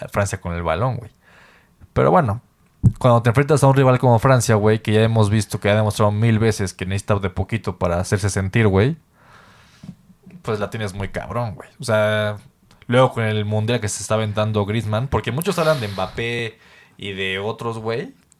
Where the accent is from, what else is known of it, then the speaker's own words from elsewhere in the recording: Mexico; nosotros como mexicanos